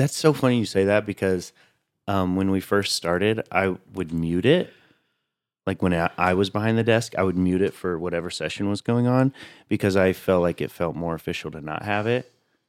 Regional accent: Tennessee, United States; now in New York, United States

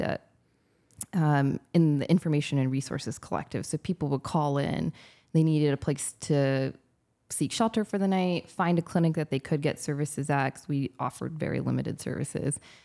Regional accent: California, United States; moved away as an adult; also born or lived in United Kingdom / Detroit; now in Louisiana, United States; I grew up in California

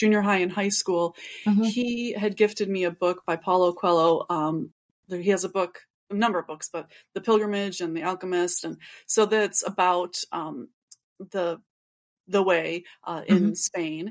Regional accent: Chicago, Illinois, United States; moved away as an adult; also born or lived in Los Angeles area; now in Los Angeles, United States; I'm from the suburbs of Chicago and grew up there and lived there for most of my life

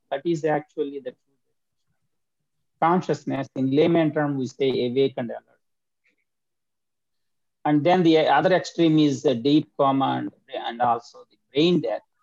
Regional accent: India; moved away as an adult; now in United States; I am from India and I grew up in India for 25 years and then I came to United States 42 years ago.

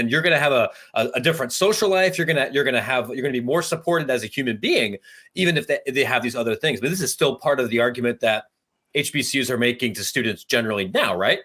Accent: Ohio, United States; moved away; also born or lived in Louisiana; I grew up in Ohio where there's one H B C U

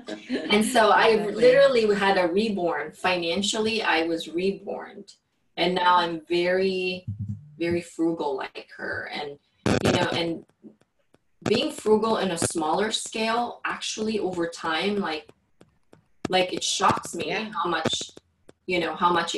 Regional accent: Philippines; English is a second language; moved away; I literally just have my clothes, and weren't even, like, good clothes when I came from the Philippines.

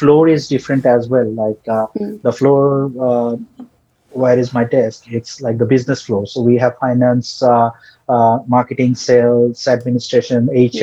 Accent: Bangladesh; first language Bengali; English is a second language; most of us Bangladeshis, we like used to talk in Bengali. English is our second language

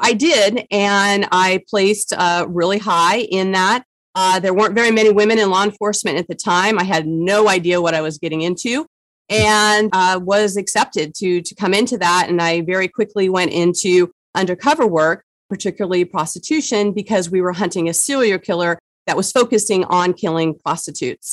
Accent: San Diego, California, United States; I grew up in San Diego, California. My family's been here since the 20s

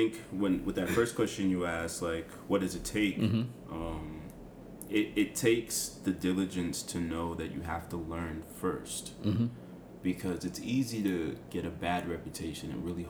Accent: Boca Chica, Distrito Nacional, Dominican Republic; Fun fact, we're both from Boca Chica.

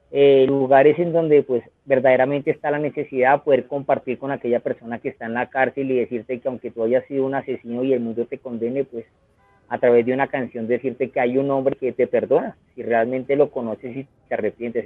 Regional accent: Colombia; en mi país, Colombia

